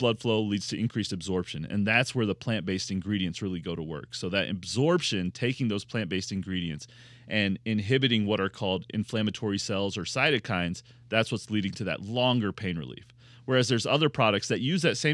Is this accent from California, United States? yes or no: no; Louisville, Kentucky, United States; I grew up in Louisville, Kentucky, which is bourbon land